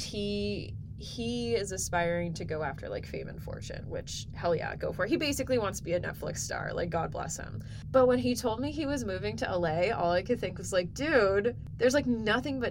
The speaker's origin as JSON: {"language": "English", "town": "Edmonton", "region": "Alberta", "country": "Canada", "tie": "born or raised there", "said": "we grew up here in Edmonton together"}